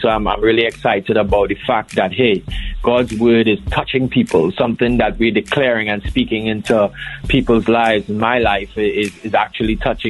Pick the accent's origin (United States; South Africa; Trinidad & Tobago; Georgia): Trinidad & Tobago; now in Bahamas; So firstly, I'm from Trinidad and Tobago. I live in the beautiful Bahamas, land of sapodilla, sun seas, and the place where everybody vacations.